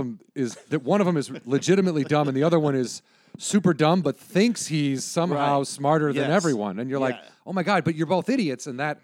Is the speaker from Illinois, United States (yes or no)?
yes; suburbs of Chicago, Illinois, United States; I'm from suburbs of Chicago.